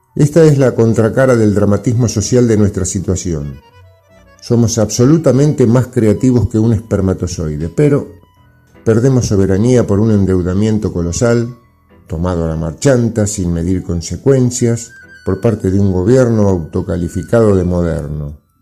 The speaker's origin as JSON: {"language": "Spanish", "country": "Argentina"}